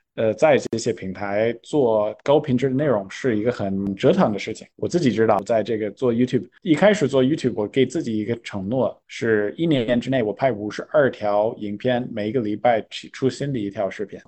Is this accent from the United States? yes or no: yes; California, United States; Chinese is a second language; moved away as an adult; now in China; 我作为一个图书书长的加州人，我回到硅谷